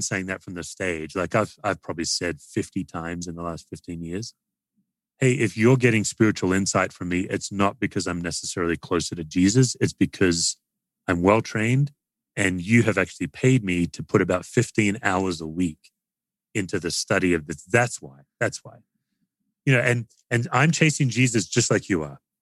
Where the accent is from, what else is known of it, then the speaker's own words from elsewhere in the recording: Australia; now in United States; I'm an Aussie